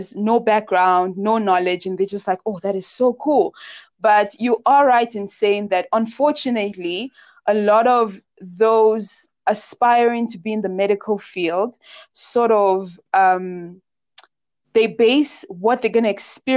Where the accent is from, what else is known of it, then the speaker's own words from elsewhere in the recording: South Africa; a black South African doctor who is female